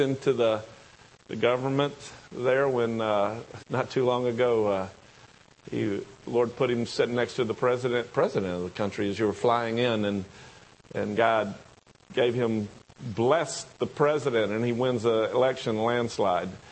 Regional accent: the South, United States; accent: southern; my southern accent

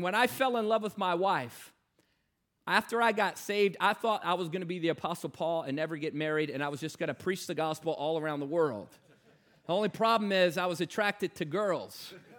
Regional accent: Newport News, Virginia, United States; I grew up in Newport News, Virginia

